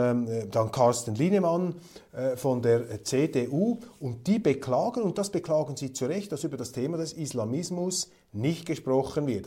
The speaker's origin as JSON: {"language": "German", "country": "Switzerland", "said": "In der Schweiz haben wir viele Eingebürgerte"}